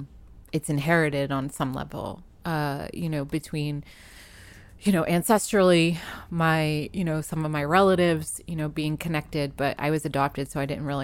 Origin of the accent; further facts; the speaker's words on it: New England, United States; being a kid growing up in New England, you get shut down pretty hard by people and others that don't understand.